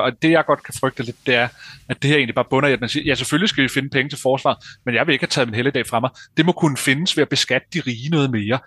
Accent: Denmark

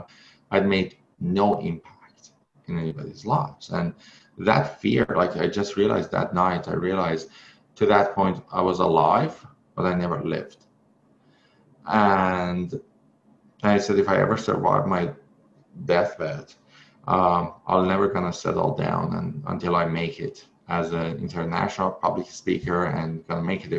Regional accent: Iran; English is a second language; moved away as an adult; now in North America; back then I was in Iran. I couldn't speak English

